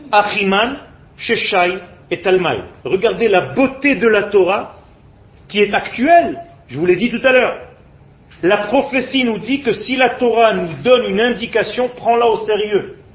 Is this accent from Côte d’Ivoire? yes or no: no; France; now in Israel; J'ai peur de ne pas retrouver la culture avec laquelle j'ai grandi. Je viens de France.